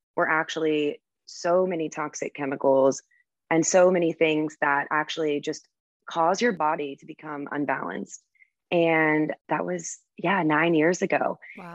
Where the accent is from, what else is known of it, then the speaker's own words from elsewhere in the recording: United States; moved away as an adult; also born or lived in Virgin Islands / Cayman Islands; as an American